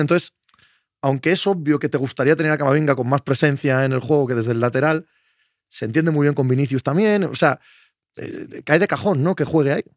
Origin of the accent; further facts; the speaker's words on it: Cangas de Narcea, Asturias, Spain; en mi pueblo, Cangas de Narcea